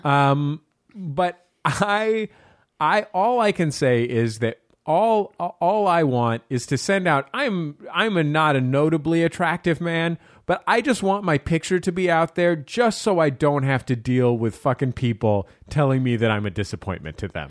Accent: San Francisco, California, United States; I'm from the Mission District of San Francisco.

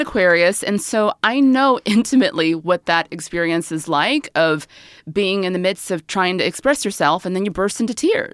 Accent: the South, United States; I grew up in the South

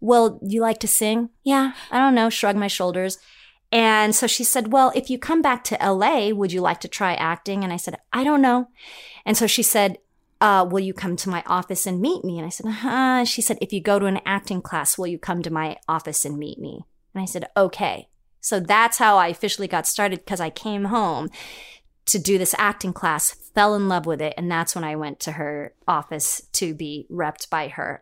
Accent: Los Angeles, California, United States; accent: Valley girl; I grew up in the Valley. I, uh, when I was a little kid, my parents moved because of work, so I grew up in Chatsworth.

